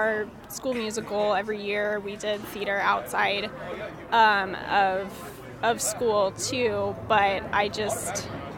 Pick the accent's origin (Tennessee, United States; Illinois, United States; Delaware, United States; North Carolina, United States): Delaware, United States; Wilmington; moved away; I'm from Wilmington, Delaware